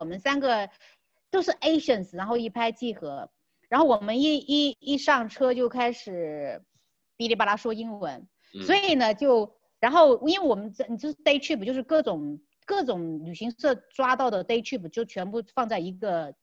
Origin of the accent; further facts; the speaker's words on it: China; 他们都不知道我是中国人